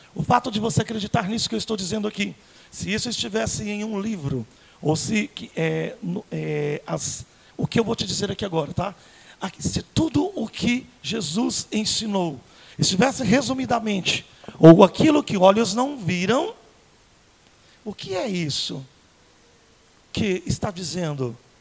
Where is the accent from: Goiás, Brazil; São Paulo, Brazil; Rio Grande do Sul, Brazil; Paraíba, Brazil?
Goiás, Brazil; Vou falar como goiano